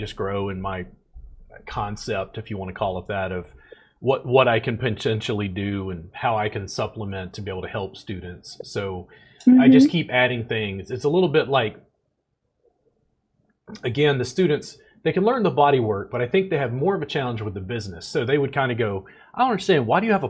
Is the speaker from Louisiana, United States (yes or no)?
yes; Baton Rouge, Louisiana, United States; now in Texas, United States; I grew up in Louisiana, so we studied Louisiana history.